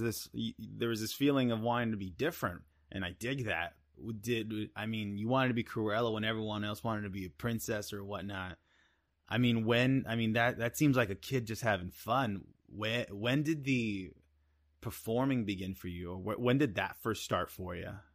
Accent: Iowa, United States; we're from Iowa

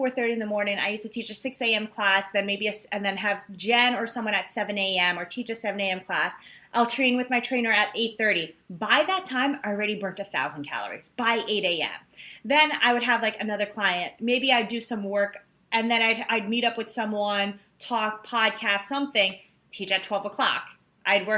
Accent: New York City, New York, United States; New York City, I'm from Queens

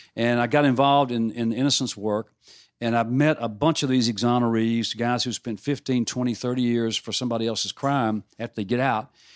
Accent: Mississippi, United States; growing up in Mississippi

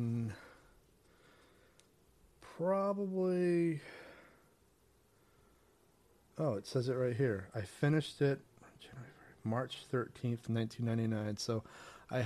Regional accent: a small island off the coast of Maine, United States; moved away; I grew up on a small island off the coast of Maine.

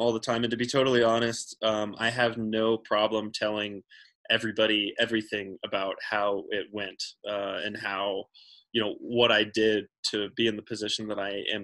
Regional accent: Central Texas, United States; I grew up in Central Texas and I didn't grow up in the mountains

